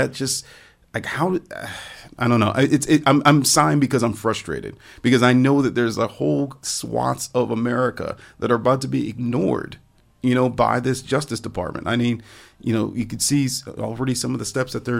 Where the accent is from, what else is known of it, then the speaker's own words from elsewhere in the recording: Cleveland, Ohio, United States; we're both from Cleveland. We're both kids who grew up, you know, playing in parks like